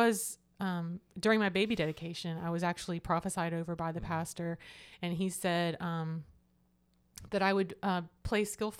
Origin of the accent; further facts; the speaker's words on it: Hattiesburg, Mississippi, United States; born there; also born or lived in Florida; Well, I was born in Hattiesburg, Mississippi.